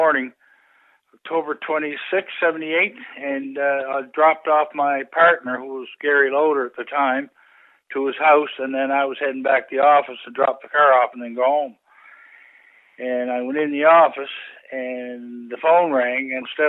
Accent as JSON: {"language": "English", "town": "Stellarton", "region": "Nova Scotia", "country": "Canada", "also_born_or_lived": "Clarenville, Newfoundland", "moved": "as an adult", "said": "I came from Stellarton, Nova Scotia. That's where my home is."}